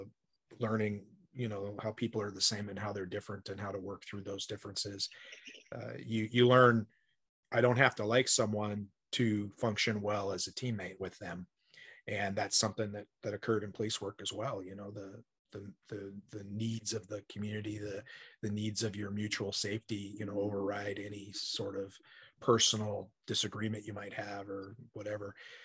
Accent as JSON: {"language": "English", "town": "Spokane", "region": "Washington", "country": "United States", "tie": "born or raised there", "also_born_or_lived": "Deer Park", "said": "I came from Spokane, Washington, which was in the mid 90s percentage of white people. You know, I mean, we had one black kid who went to our school in Deer Park, which is north of Spokane, small town."}